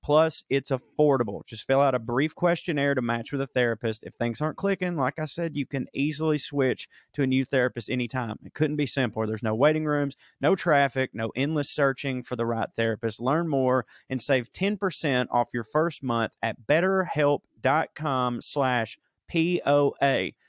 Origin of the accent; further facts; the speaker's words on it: the South, United States; I grew up in the South, a white male